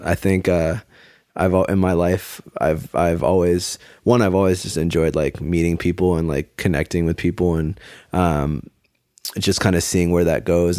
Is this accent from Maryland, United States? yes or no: yes; Maryland, United States; I grew up in Maryland.